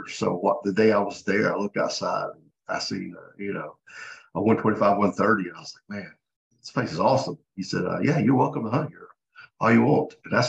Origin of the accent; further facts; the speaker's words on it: Georgia, United States; I'm from Georgia, born and raised, just turned 51.